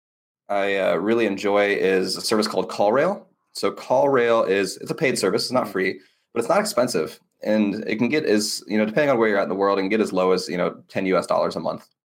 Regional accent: United States; I'm an American

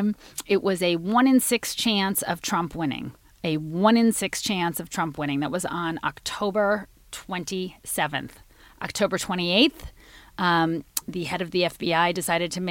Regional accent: Washington, District of Columbia, United States; shout out to my hometown

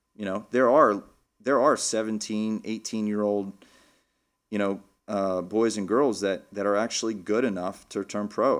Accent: Lubbock, Texas, United States; now in Philadelphia, United States; I grew up in Lubbock, Texas

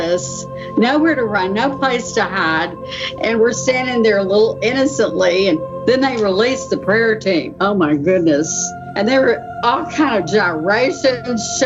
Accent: Texas, United States; moved away as an adult; now in Pittsburgh, United States; I'm originally from Texas, and I've lived here in Pittsburgh area for 43 years

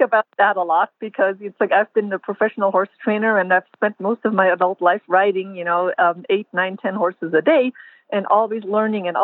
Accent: Germany; moved away as an adult; now in United States; I grew up in Germany in the 1970s and I was a teenager in the 1980s

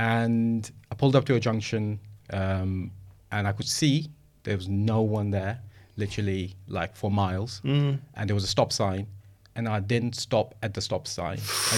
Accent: United Kingdom; accent: British; I think I just hammed up my British accent as much as I could

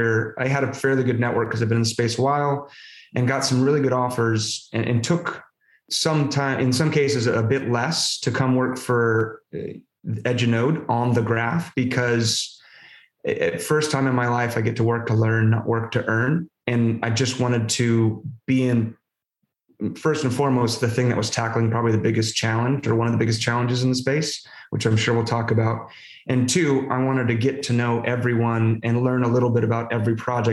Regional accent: Southern California, United States; moved away; I was born in Southern California, kind of a rough and tumble kid.

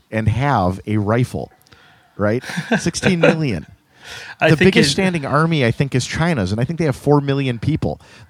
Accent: Wales, United Kingdom; Like, I feel like being Welsh is just being disappointed all the time.

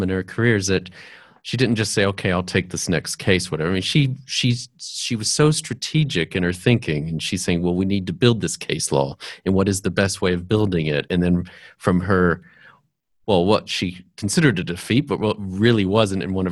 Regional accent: United States; I'm an American

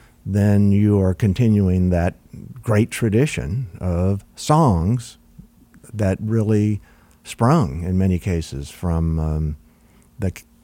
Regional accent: Texas, United States; But Don, growing up in Texas, the rest of the guys in the band at the time were all Texans.

